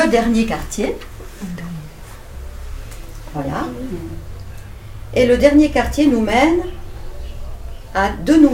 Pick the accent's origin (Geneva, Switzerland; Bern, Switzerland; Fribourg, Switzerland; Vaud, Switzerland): Vaud, Switzerland; Vevey; born there; moi j'habite en Valais depuis 15 euh, ans, mais je suis née euh, à Vevey.